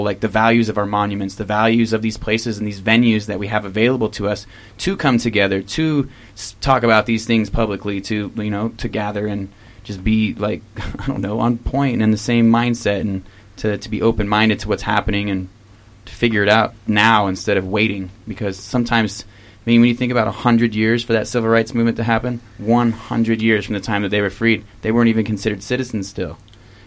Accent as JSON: {"language": "English", "region": "the South", "country": "United States", "moved": "yes", "lives_now": "Salt Lake City, United States", "said": "we're from the South."}